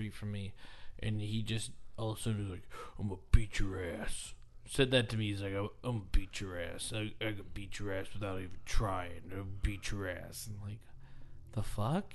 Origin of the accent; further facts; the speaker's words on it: Edwardsville, Illinois, United States; I grew up in Edwardsville, Illinois